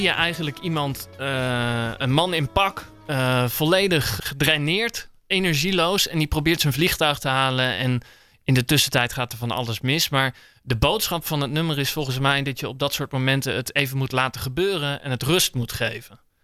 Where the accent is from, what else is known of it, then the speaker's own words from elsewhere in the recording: Nijmegen, Gelderland, Netherlands; now in The Hague, Netherlands; Ik woon zelf in Den Haag, maar ik kom uit Nijmegen.